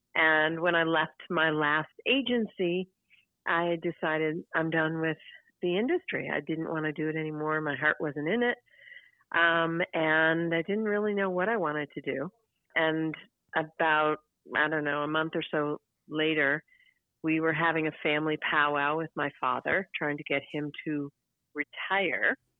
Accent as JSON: {"language": "English", "town": "Chicago", "region": "Illinois", "country": "United States", "tie": "born or raised there", "said": "when I was a a girl in school in uh, growing up in Chicago"}